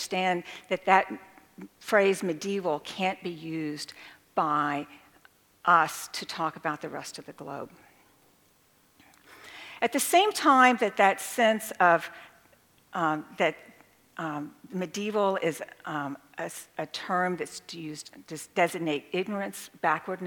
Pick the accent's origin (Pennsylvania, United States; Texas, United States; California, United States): Texas, United States; rural; I come from a very rural part of Texas, and we have Gothic buildings there